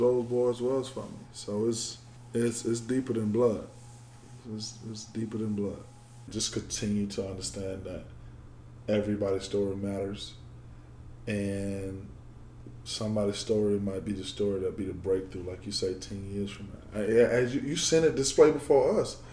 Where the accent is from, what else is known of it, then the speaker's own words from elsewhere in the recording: Georgia, United States; moved away; I'm from Georgia. All my family is in Georgia